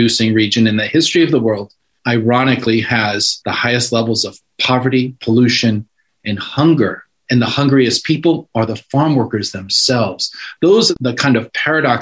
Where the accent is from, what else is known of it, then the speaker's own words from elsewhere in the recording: California, United States; I'm a Californian.